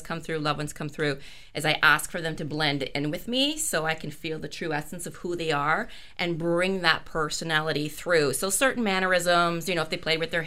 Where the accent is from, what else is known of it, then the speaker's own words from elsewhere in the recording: Scotland, United Kingdom; me being Scottish